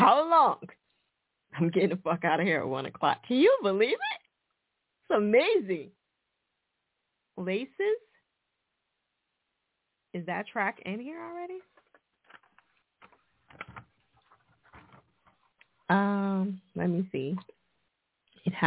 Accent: New Jersey, United States; now in Philadelphia, United States; Newark, New Jersey. Jersey, nigga, my home state

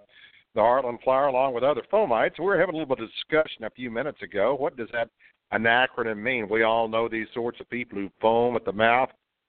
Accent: Fort Worth, Texas, United States; from Fort Worth, Texas.

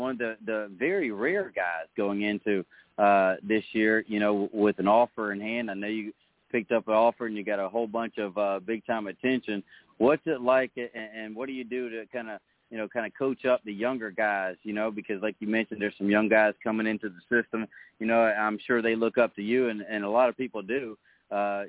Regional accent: Neil's Crossroads, South Carolina, United States; I grew up down around Neil's Crossroads, down on Horseshoe Creek

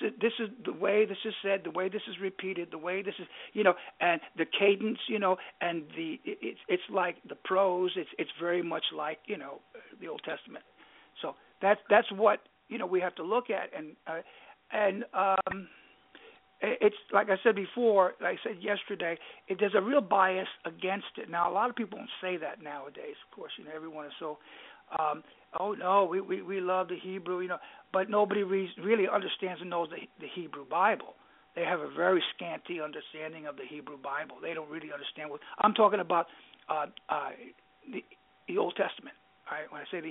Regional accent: New York, United States; accent: New York; if I were to speak Greek, well, you could hear my New York accent through there

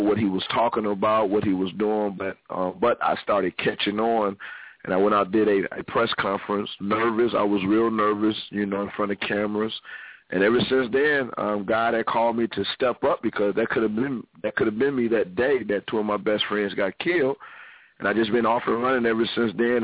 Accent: Ohio, United States; I'm originally from Ohio.

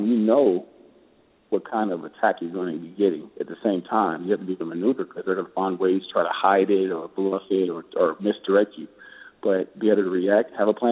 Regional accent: Kansas City, United States; moved away as an adult; now in San Diego, United States; In my hometown

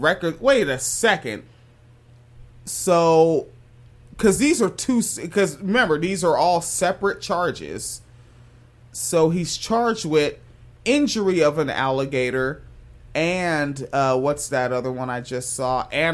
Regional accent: Washington, United States; when I was just a child growing up in Washington State

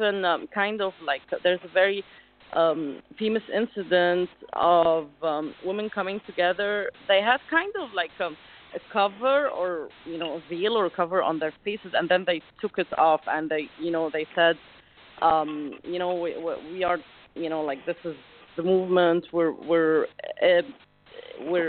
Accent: Alexandria, Alexandria Governorate, Egypt; I come from Alexandria, Egypt, which is like a little city on the beach

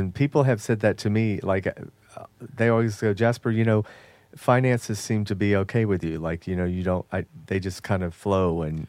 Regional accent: Jamaica; Yes, I'm Jamaican.

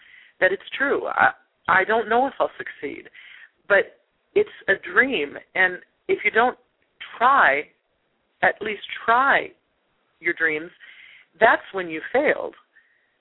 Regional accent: Loveland, Colorado, United States; as a little girl growing up in Loveland, Colorado, which is a little town about an hour north of Denver

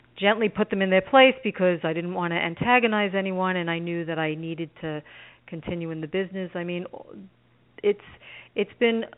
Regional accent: New York City, New York, United States; I grew up in Brooklyn

